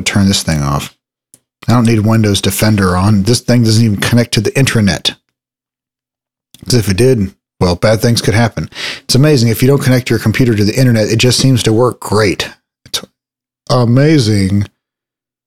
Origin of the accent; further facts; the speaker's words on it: Texas, United States; my hometown